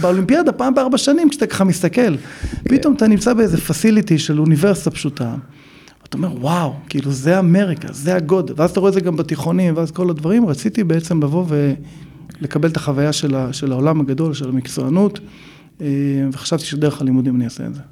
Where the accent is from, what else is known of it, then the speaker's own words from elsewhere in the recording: Neve Monosson, Central District, Israel; moved away as an adult; also born or lived in Chicago, United States / California, United States; now in Los Angeles, United States; גדלתי בנווה מונוסון